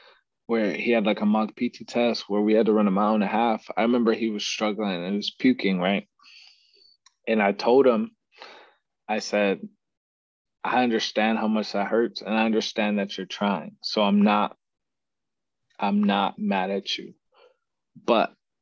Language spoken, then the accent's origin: English; Texas, United States; moved away as an adult; back in Texas, my hometown